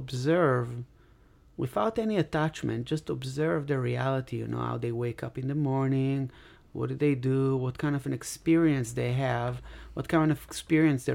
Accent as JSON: {"language": "English", "country": "Israel", "second_language": "English", "moved": "as an adult", "lives_now": "Los Angeles, United States", "said": "be here in Los Angeles with a passport and O-1 visa when I come from Israel and not from Palestine"}